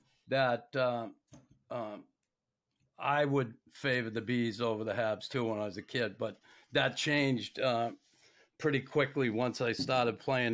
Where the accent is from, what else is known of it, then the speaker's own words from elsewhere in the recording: Boston, Massachusetts, United States; when I was a kid in Boston